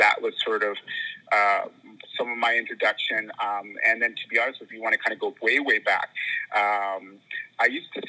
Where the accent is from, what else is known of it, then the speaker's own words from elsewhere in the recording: Vancouver, British Columbia, Canada; also born or lived in Hamilton, Ontario / Surrey; I was born in Hamilton, Ontario, and grew up mostly actually in the West Coast, so Vancouver, Surrey.